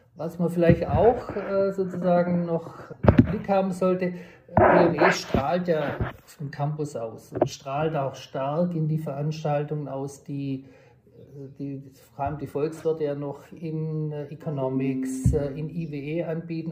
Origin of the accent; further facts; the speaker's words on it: southwest Germany, Germany; moved away as an adult; also born or lived in Tübingen / Stanford; now in Bayreuth, Germany; Ich komme ursprünglich aus dem Südwesten der Republik